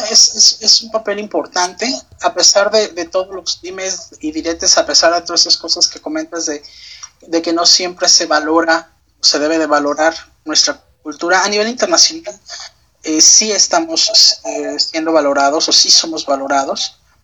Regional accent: Mexico

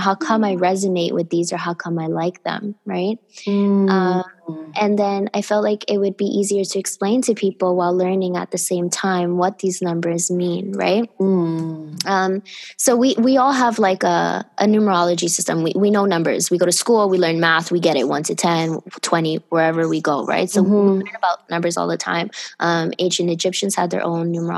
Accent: Miami, Florida, United States; I grew up in Miami

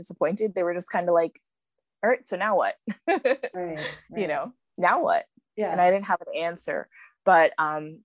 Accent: New York, United States; moved away; I grew up in New York, you know, like really like a big city girl.

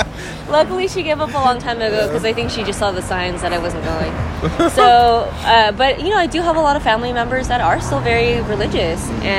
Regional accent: Philippines; thinking about like my identity as a Filipina.

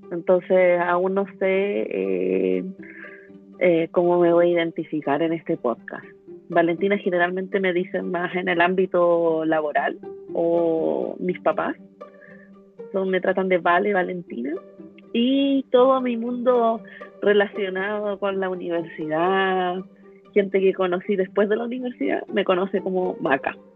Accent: Santiago, Santiago Metropolitan Region, Chile; Soy santiaguina de alma regional

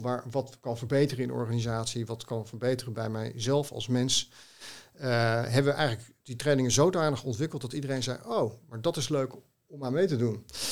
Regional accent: Haarlem, North Holland, Netherlands; Haarlemmer, hè, mijn moeder is in Haarlem geboren en mijn, vader ook tegen de rand van Haarlem, in Heemstede

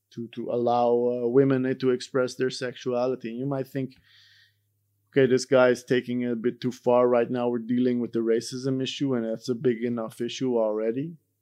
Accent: Iran; moved away; I, myself, I'm from Iran

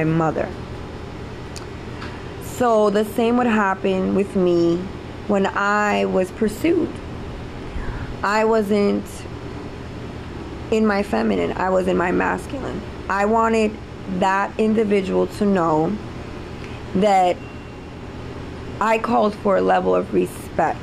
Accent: New York City, New York, United States; I'm from the city. I grew up in New York City, Spanish Harlem.

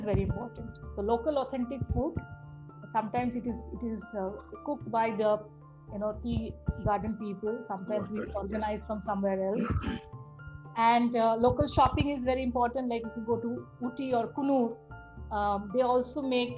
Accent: India; I am from India

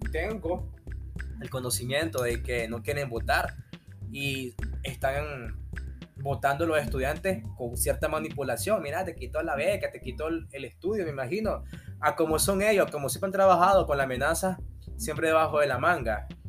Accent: Nicaragua; como nicaragüense

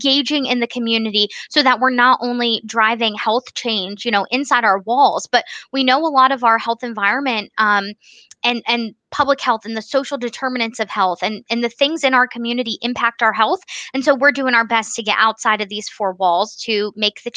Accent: Bucks County, Pennsylvania, United States; moved away as an adult; now in Upper Pottsgrove, United States; I was living in Bucks County, PA, where I grew up

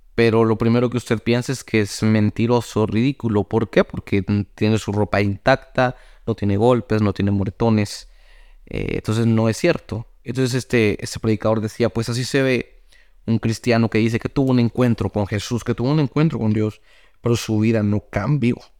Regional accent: Guatemala; yo soy de Guatemala, un país que es cafetalero

